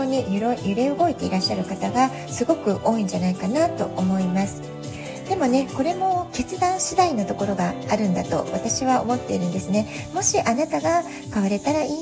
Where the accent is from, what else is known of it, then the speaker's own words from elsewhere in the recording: Japan; moved away as an adult; now in San Diego, United States; 私はね日本で生まれて育って本当にもう典型的な日本人として